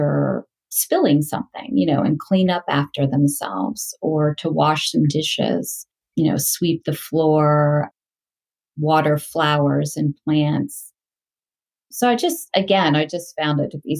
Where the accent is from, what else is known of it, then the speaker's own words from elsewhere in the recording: Delaware, United States; moved away as an adult; also born or lived in India / England / California; I grew up in Delaware.